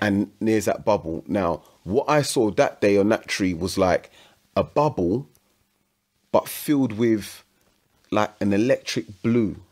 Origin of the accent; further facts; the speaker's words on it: London, United Kingdom; also born or lived in Woodford; I'm from Hackney. I went to school in Woodford.